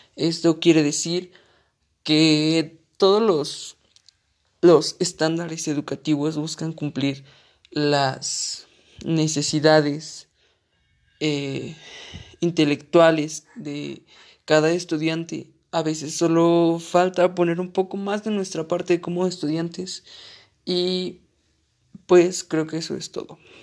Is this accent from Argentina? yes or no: no; Mexico; yo soy un universitario mexicano